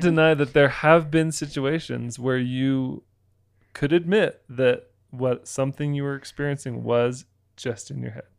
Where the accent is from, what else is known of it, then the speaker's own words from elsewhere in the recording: Florida, United States; moved away; also born or lived in Utah; I grew up in Florida